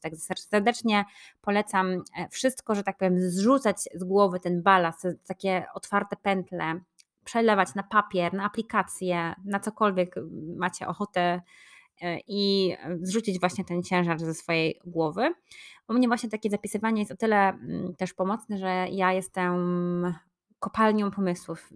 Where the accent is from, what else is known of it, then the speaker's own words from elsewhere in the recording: Poznań, Greater Poland, Poland; moved away; mojego rodzinnego miasta Poznań